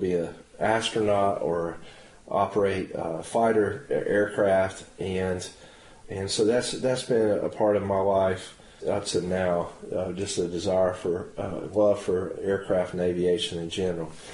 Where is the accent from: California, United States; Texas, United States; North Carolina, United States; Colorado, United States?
North Carolina, United States; Henderson County; also born or lived in Norwood, North Carolina / Forest City, North Carolina / Matthews, North Carolina; we're both from North Carolina. My story, just to real quick is one that started in uh, Henderson County, North Carolina. My dad was an associate pastor in the Church of Nazarene under uh, Wyatt Gentry. And I grew up there